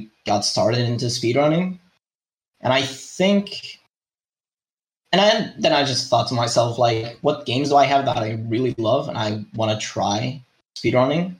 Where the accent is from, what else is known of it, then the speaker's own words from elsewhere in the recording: Madeira, Portugal; I am from Portugal, more specifically from one of the islands called Madeira